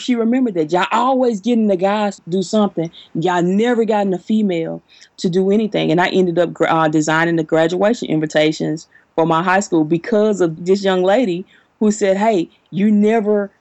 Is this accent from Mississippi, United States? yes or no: yes; Jackson, Mississippi, United States; moved away as an adult; now in Huntsville, United States; I'm primarily in Huntsville during the year, but I was born and raised in Jackson, Mississippi.